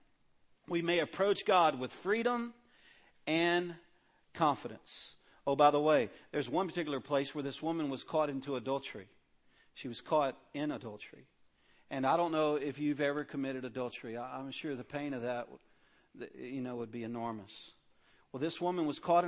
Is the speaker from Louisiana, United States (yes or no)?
yes; Cajun, Louisiana, United States; In my family, I'm a Cajun. We're loud people